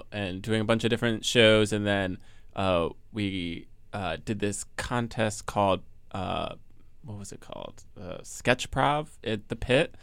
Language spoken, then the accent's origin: English; New Jersey, United States; I was born here and then also grew up in Jersey